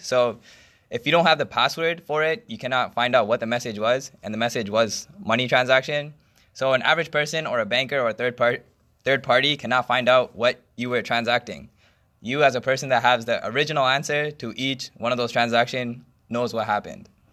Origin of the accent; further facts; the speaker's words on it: Canada; I'm a Canadian and my bank is from Canada